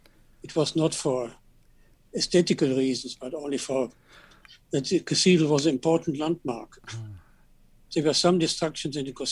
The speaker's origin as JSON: {"language": "English", "town": "Cologne", "region": "North Rhine-Westphalia", "country": "Germany", "tie": "born or raised there", "second_language": "English", "said": "I was born in 1948 in Cologne in July, and we grew up in a quite destroyed city."}